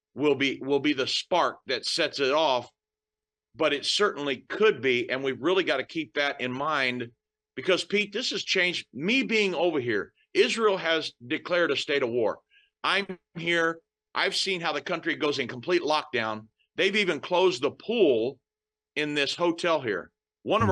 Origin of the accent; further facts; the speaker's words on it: United States; I was born and raised in the United States